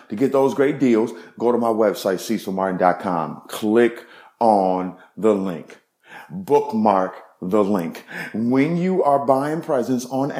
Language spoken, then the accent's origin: English; Evanston, Illinois, United States; also born or lived in Chicago, Illinois; I was born in Chicago, but I grew up in Evanston, Illinois